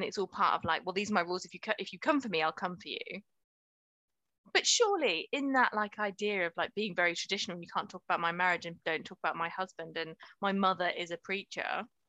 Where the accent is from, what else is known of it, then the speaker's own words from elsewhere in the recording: Chicago, Illinois, United States; Like, yeah, I'm from Chicago. It works if you're gonna make her really cold.